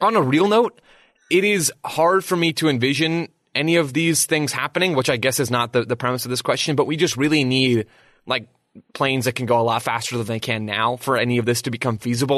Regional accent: United States; as an American

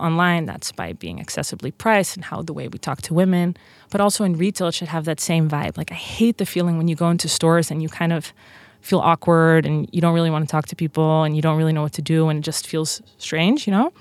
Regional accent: Netherlands; accent: Dutch; English is a second language; moved away as an adult; also born or lived in Princeton; now in United States; I'm from Holland

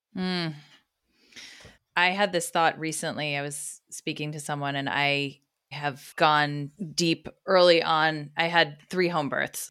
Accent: United States; us as American mothers

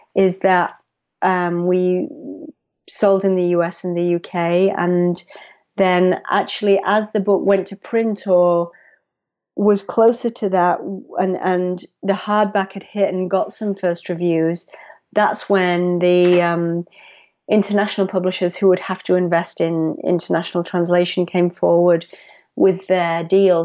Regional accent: England, United Kingdom; moved away as an adult; also born or lived in United States; I moved back to England. I had been in the U S for ten years

